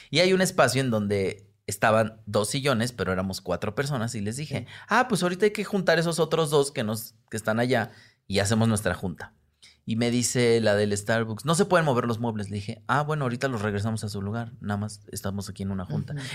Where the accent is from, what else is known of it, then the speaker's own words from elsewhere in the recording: Peru; Soy un peruano grande, justo.